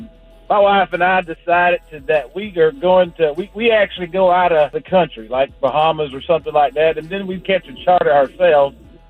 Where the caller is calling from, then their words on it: Florida, United States; I'm calling from Oak Cliff, Florida.